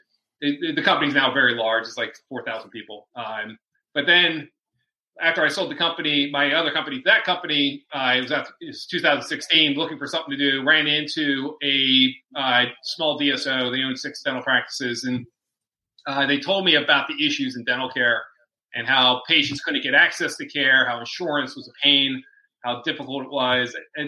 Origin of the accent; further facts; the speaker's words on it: Pennsylvania, United States; From outside Philadelphia.